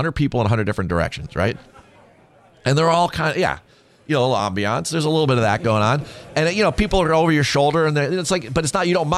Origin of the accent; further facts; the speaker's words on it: United States; me being an American